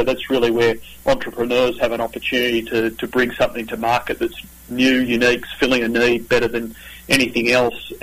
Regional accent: Australia; accent: Australian; also born or lived in Northern California; now in United States; this is not my Northern Californian accent. This is my Australian accent. So I'm originally from down under

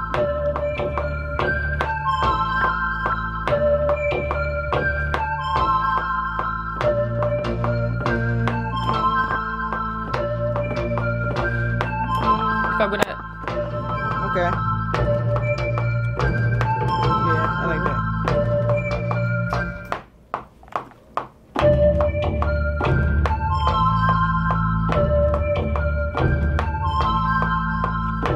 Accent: Washington, District of Columbia, United States; I'm from Washington, D.C., and I'm a female music producer

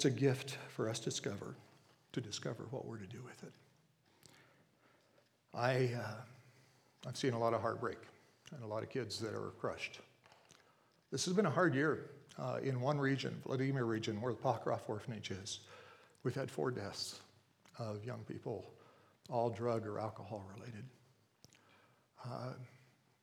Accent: Pittsburgh area, Pennsylvania, United States; moved away; Kathy and I were raised in the Pittsburgh area. She lived right in Pittsburgh. I lived about 30 miles outside of Pittsburgh

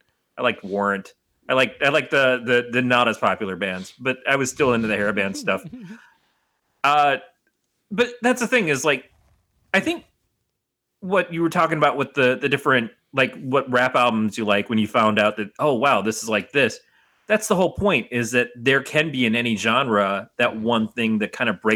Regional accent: Detroit, Michigan, United States; I grew up in Detroit

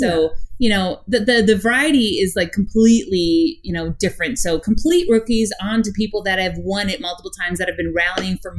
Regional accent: Midwest, United States; we're from the Midwest and we're used to very cold temperatures in the Midwest during the wintertime

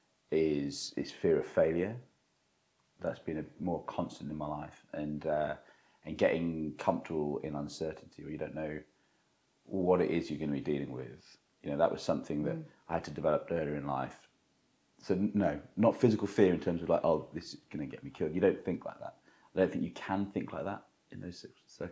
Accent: Cornwall, South West England, United Kingdom; moved away as an adult; I was a very sheltered 18-year-old, you know, growing up in Cornwall

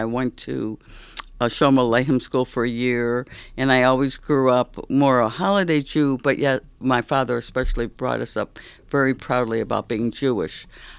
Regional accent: Berlin, Germany; born there; I was born in Berlin after the war.

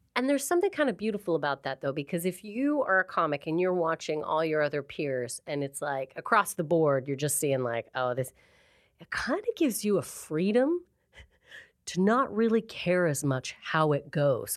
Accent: Calgary, Alberta, Canada; moved away as an adult; now in Manchester, United Kingdom; I'm from a place called Calgary, Alberta

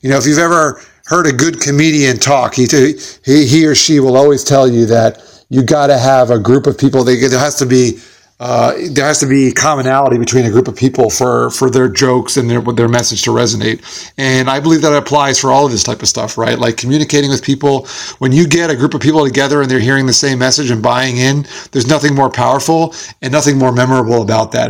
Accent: Smithtown, New York, United States; born or raised there

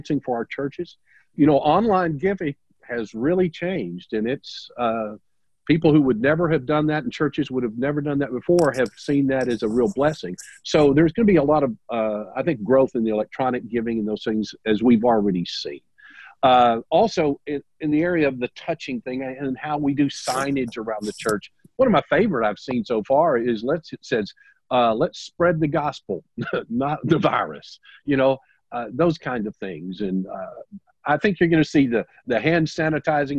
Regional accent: the South, United States; I'm from the South

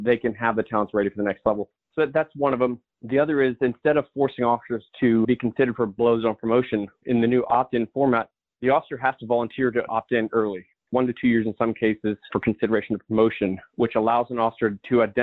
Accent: Spring Lake, North Carolina, United States; moved away as an adult; I grew up in a small town called Spring Lake, North Carolina.

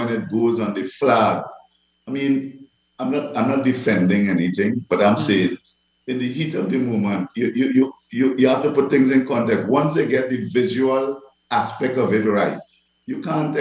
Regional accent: Belmont, Port of Spain, Trinidad & Tobago; growing up in Belmont

